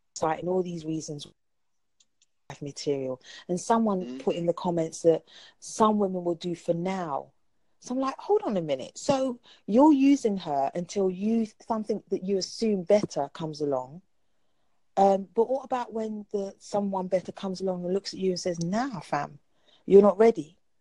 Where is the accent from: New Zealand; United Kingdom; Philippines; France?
United Kingdom; London; I'm from London